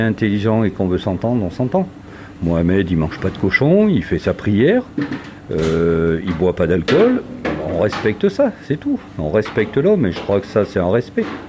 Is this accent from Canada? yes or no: no; Clermont-Ferrand, Auvergne-Rhône-Alpes, France; moi qui suis né à Clermont-Ferrand